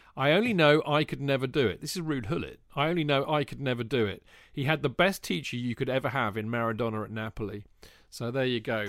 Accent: England, United Kingdom; being an Englishman

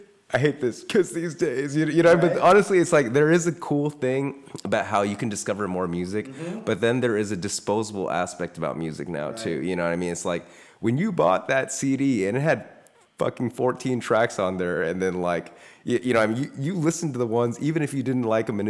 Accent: Iowa, United States; we're going to get back to just growing up in Iowa too.

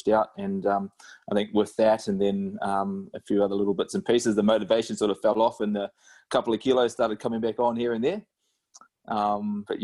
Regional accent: New Zealand; now in Australia; back home in NZ

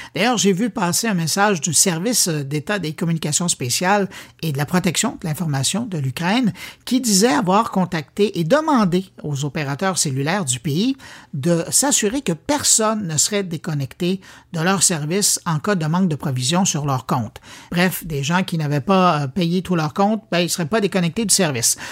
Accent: Quebec, Canada; par chez nous à Québec

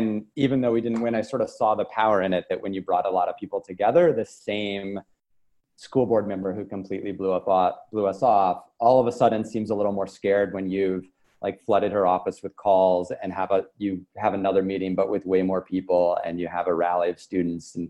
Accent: Lubbock, Texas, United States; moved away; I grew up in West Texas in a town called Lubbock in the Panhandle

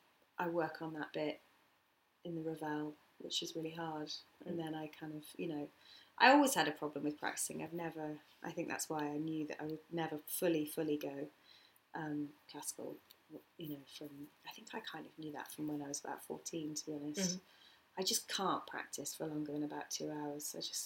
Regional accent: United Kingdom; and I'm like, British. So I'm not English, yeah, so it still sounds like me, obviously.

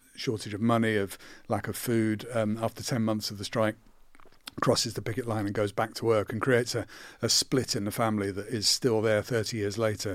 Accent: Croydon, London, United Kingdom; I'm from Croydon and my dad was a sheet metal worker in, in a factory

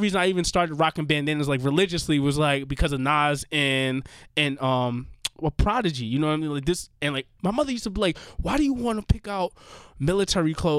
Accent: New York City, New York, United States; also born or lived in Corona and East Elmhurst, Queens; when I was growing up in Jamaica, Queens

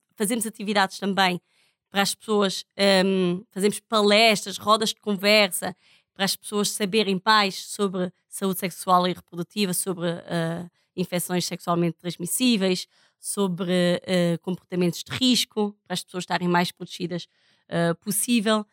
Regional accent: Portugal; now in Roraima, Brazil; sou portuguesa

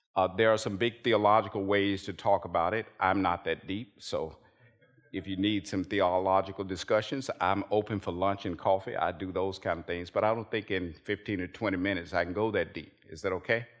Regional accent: United States; As an American Christian

